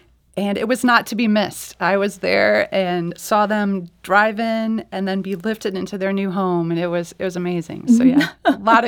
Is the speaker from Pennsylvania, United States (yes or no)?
no; Illinois, United States; now in St. Louis, United States; So now St. Louis is home, but yeah. I'm originally from Illinois.